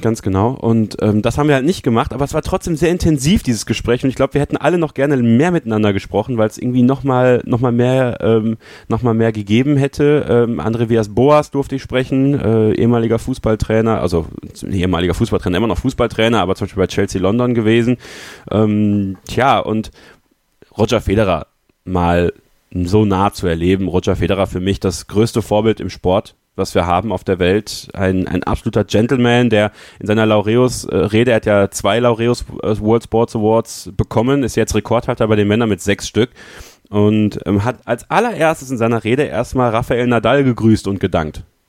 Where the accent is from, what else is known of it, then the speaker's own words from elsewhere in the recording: Münsterland, North Rhine-Westphalia, Germany; ich komme ja aus dem Münsterland eigentlich, das ist halt, ist halt ländlich